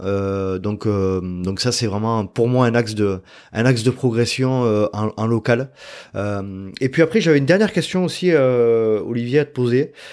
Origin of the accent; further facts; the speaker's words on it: France; on est français